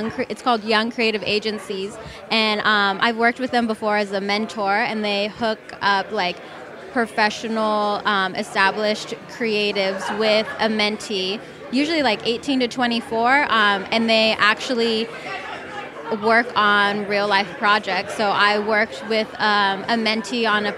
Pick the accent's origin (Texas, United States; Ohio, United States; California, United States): California, United States; Los Angeles; growing up, I grew up